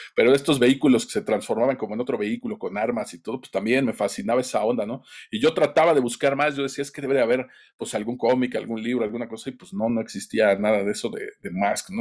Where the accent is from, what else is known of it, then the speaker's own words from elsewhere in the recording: Tlaxcala, Mexico; en mi pueblito aquí en Tlaxcala